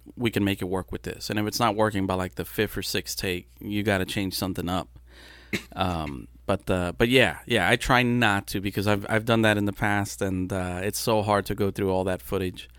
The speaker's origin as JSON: {"language": "English", "town": "Brownsville", "region": "Texas", "country": "United States", "tie": "born or raised there", "also_born_or_lived": "Matamoros, Mexico", "first_language": "Spanish", "second_language": "English", "said": "I was born in Brownsville, and then within a month or two, I was in Matamoros"}